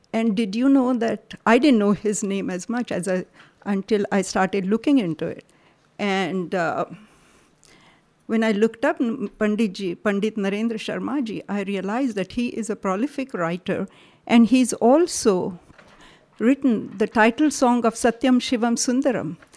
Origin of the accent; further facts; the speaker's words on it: Karnataka, India; moved away; also born or lived in Maharashtra; I grew up in Karnataka, so I have a slightly different flavor to what I say